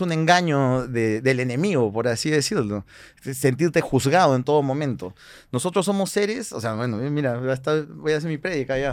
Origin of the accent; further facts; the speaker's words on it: Peru; nosotros como peruanos